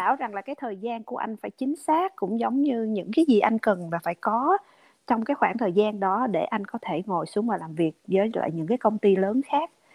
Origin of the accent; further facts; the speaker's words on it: Vietnam; first language Vietnamese; now in United States; các người việt mình qua đây